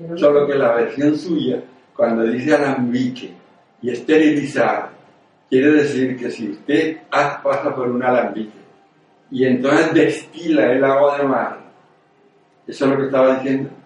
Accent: near Zaragoza, Aragon, Spain; moved away; also born or lived in Venezuela / Canary Islands; Esto es en mi pueblo, a 20 kilómetros de Zaragoza

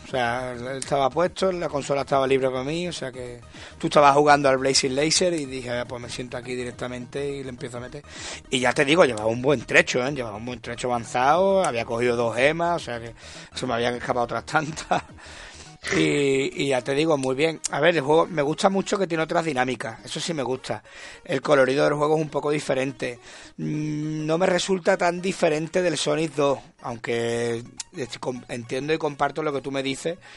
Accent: Conil de la Frontera, Andalusia, Spain; now in Seville, Spain; mi pueblo, en Conil

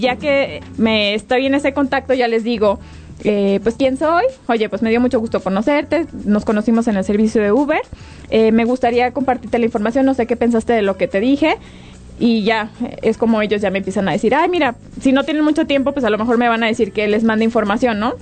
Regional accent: Guadalajara, Jalisco, Mexico; now in Querétaro, Mexico; yo estoy aquí, yo soy de Guadalajara

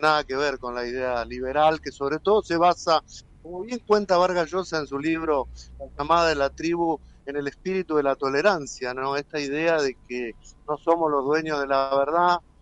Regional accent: Argentina

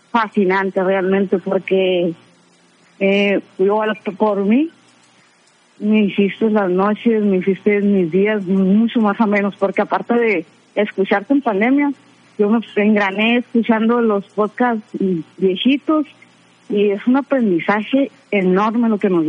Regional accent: Mexico City, Mexico; siendo chilanga.

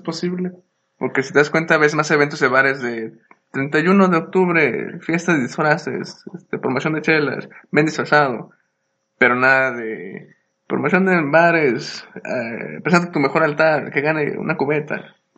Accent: Mexico; somos mexicanos

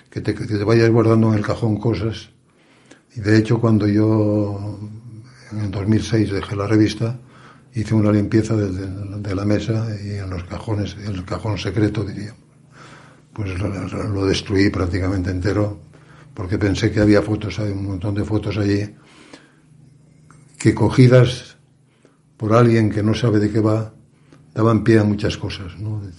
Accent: Asturias, Spain; realmente decir soy asturiano te abre puertas

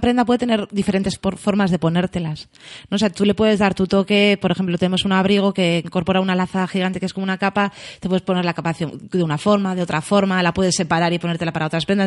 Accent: Getxo, Basque Country, Spain; yo soy una guaita de Algorta

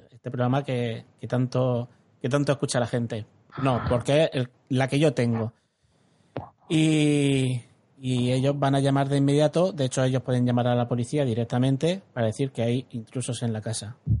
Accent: Alhama de Murcia, Region of Murcia, Spain; el, pueblo donde nací, en Alama

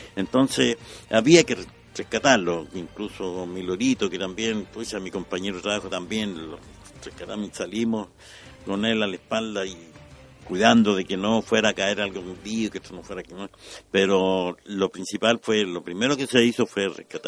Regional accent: La Serena, Coquimbo, Chile; moved away; yo soy nací en La Serena

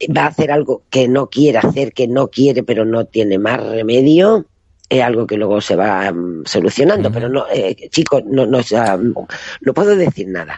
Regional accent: Casares, Andalusia, Spain; moved away; en un pueblito, en Málaga, mi pueblo, concretamente Casares

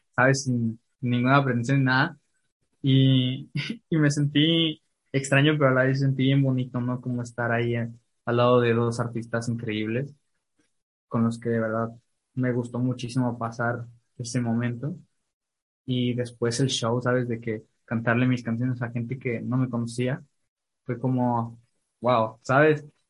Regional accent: Ciudad Valles, San Luis Potosí, Mexico; yo soy de Valles

